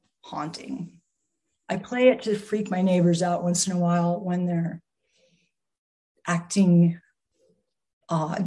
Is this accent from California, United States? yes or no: no; New York, United States; I'm from New York